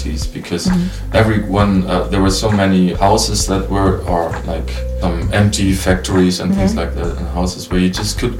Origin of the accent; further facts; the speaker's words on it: eastern Germany, Germany; born there; maybe because I was born in Eastern Germany.